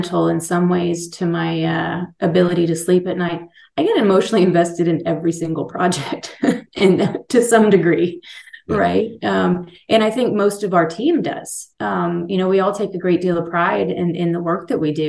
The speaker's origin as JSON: {"language": "English", "region": "Texas", "country": "United States", "tie": "born or raised there", "also_born_or_lived": "Colorado", "moved": "as an adult", "said": "This is my home state"}